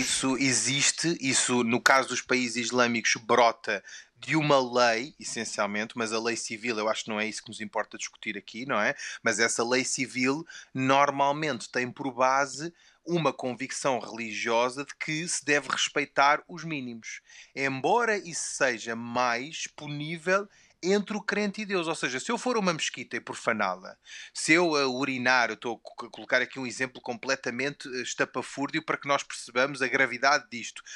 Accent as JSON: {"language": "Portuguese", "country": "Portugal", "tie": "born or raised there", "first_language": "Portuguese", "said": "eu nasci e cresci em Portugal e, portanto, a, a minha língua materna é o português"}